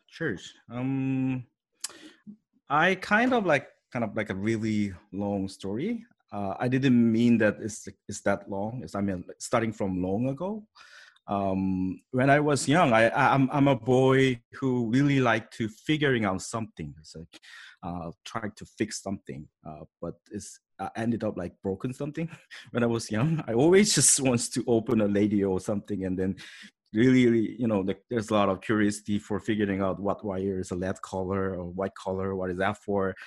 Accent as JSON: {"language": "English", "country": "South Korea", "tie": "born or raised there", "second_language": "English", "moved": "as an adult", "lives_now": "Canada", "said": "I was born in Korea, grew up in Korea about like a twenty-eight year, so sure, it's South Korea, not North Korea"}